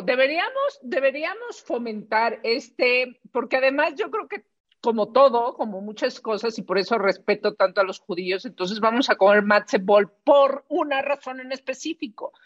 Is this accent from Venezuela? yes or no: no; Mexico